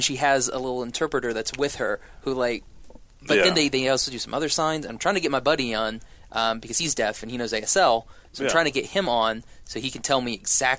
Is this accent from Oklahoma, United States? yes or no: yes; Shawnee, Oklahoma, United States; I grew up in Shawnee.